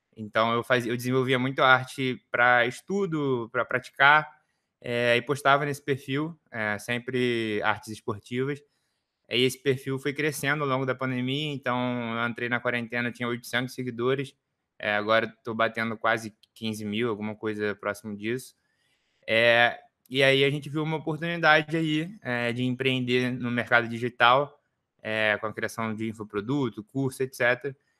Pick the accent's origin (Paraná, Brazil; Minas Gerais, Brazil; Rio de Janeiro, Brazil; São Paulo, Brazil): Rio de Janeiro, Brazil; eu sou aqui do Rio